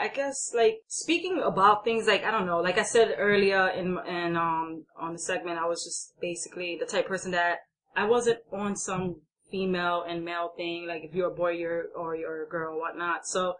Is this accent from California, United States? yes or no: no; New York City, New York, United States; And me growing up, as far as being more of a, I would say, an Americanized, because I was born and raised in New York City